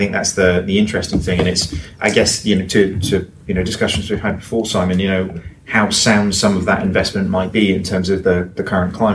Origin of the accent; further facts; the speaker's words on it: United Kingdom; a Brit